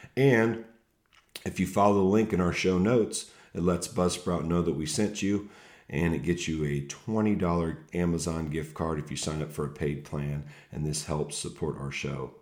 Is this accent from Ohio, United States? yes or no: yes; Ohio, United States; we're Buckeye fans from Ohio